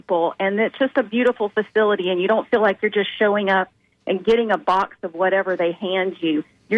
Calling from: Tampa, Florida, United States; hey. I'm calling from Tampa.

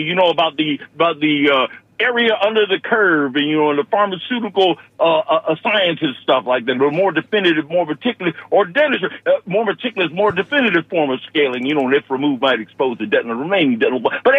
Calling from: Buffalo, New York, United States; I'm calling in from Buffalo, New York here.

